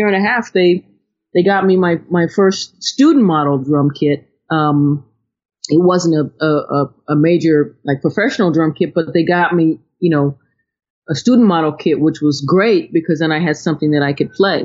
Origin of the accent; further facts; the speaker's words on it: Ohio, United States; moved away; also born or lived in Connecticut; I'm from Ohio